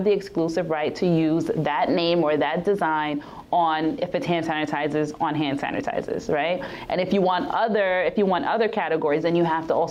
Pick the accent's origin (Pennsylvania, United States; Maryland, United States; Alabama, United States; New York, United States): New York, United States; New York City; I grew up in Queens in Rosedale. I went to inner city schools.